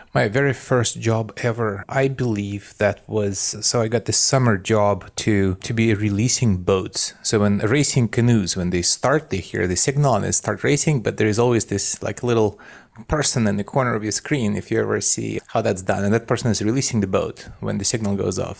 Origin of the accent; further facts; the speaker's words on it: Belarus; moved away; I grew up in what used to be called Soviet Union, and now it's, uh, Belarus, which is a little independent country in Eastern Europe